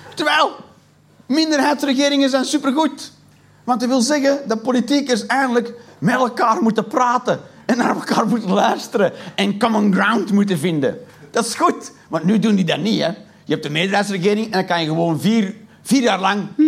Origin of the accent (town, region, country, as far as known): Flanders, Belgium